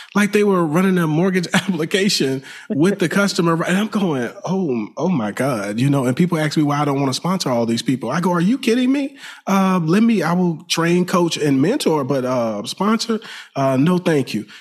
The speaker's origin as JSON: {"language": "English", "region": "Alabama", "country": "United States", "moved": "yes", "lives_now": "Houston, United States", "said": "I'm from Alabama."}